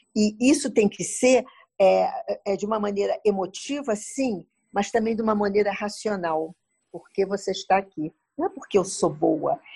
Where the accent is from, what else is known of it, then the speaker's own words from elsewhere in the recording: Brazil; eu sou brasileira, vim aqui visitar